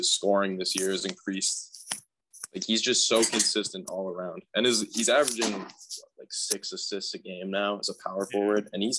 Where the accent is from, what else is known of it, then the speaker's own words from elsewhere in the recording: New England, United States; we're from New England